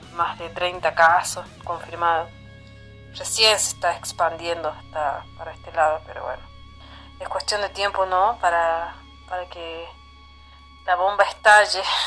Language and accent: Spanish; Argentina; Soy de Argentina